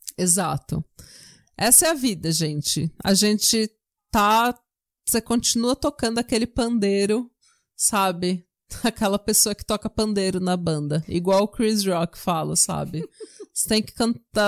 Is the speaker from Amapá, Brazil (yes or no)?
no; São Paulo, Brazil; moved away as an adult; now in Norway; eu já nasci na Vila São José, sabe? Pegava o Jabaquara lotado até a Estação Consolação